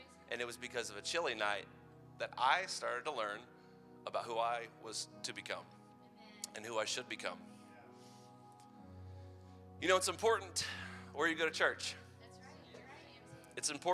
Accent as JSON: {"language": "English", "town": "Madison", "country": "United States", "tie": "born or raised there", "said": "in downtown Madison in my hometown"}